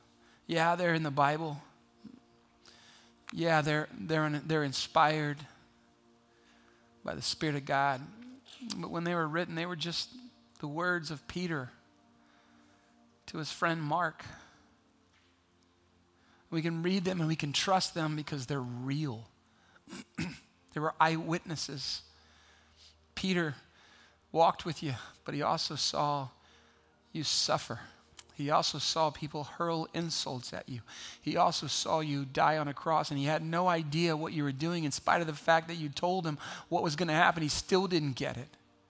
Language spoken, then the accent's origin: English; Kenya; See, I grew up in Kenya. My parents were missionaries to Kenya. In 1977, in Kenya, what you had to do as a kid was just try to avoid being eaten by something.